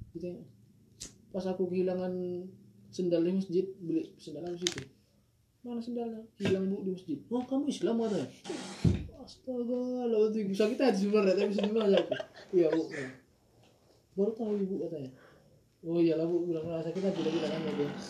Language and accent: Indonesian; Padang Sidempuan, North Sumatra, Indonesia; moved away as an adult; asli Sumatera Utara Padang Sidimpuan